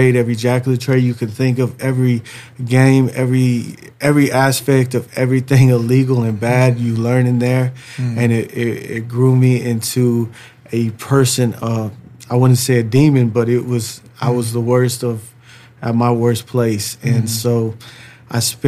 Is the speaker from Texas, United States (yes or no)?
no; St. Paul, Minnesota, United States; I was born in St. Paul, Minnesota.